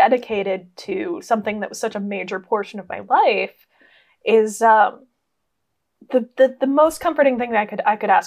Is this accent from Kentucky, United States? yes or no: no; South Dakota, United States; Growing up in South Dakota